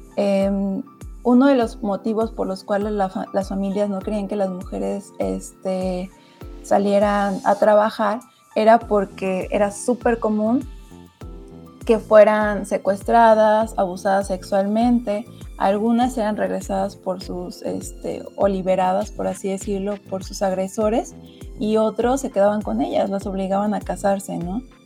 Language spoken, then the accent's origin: Spanish; Zamora, Michoacán, Mexico; soy mujer originaria de Zamora